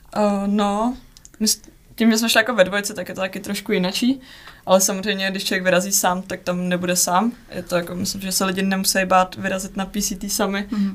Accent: Czechia; s někým z domoviny a je to jako příjemný mluvit prostě česky

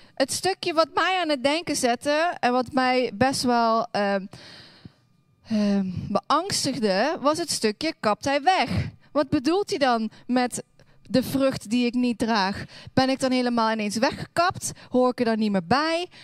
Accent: Hoensbroek, Limburg, Netherlands; moved away; Ik kom oorspronkelijk uit Limburg

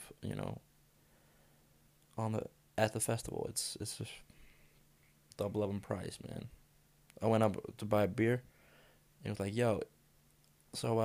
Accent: Denmark; I'm from Denmark.

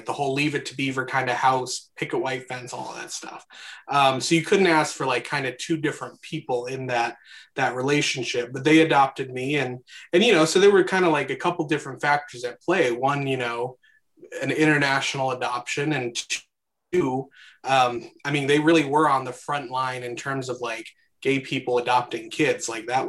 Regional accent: Guatemala; born there; Yeah, kind of my background, I guess I was born in Guatemala in the mid 90s.

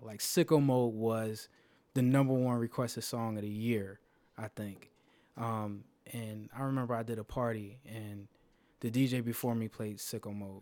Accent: Philadelphia, Pennsylvania, United States; in Philly, in my hometown

